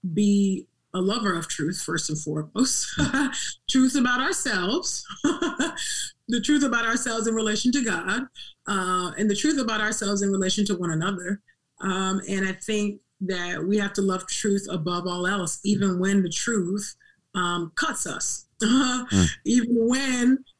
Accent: California, United States; as a dark-skinned Black girl growing up in California

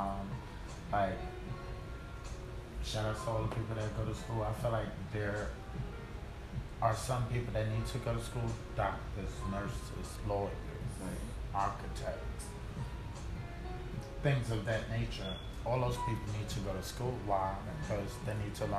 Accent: Hempstead, Long Island / Brooklyn, New York, United States; Born and raised in Hempstead. Grew up in kind of Long Island, but like middle school. Moved to Brooklyn

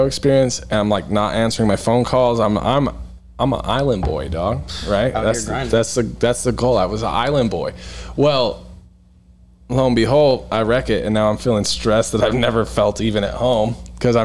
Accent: Idaho, United States; I'm from Idaho

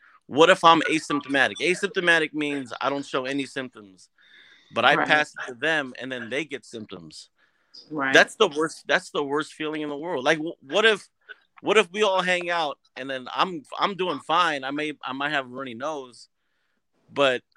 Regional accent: Hempstead, New York, United States; moved away; I grew up in Hempstead, Long Island. I'm from the hood

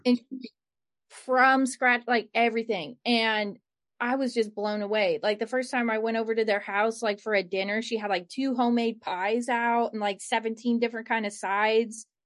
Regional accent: Cleveland, Ohio, United States; where I grew up in Cleveland

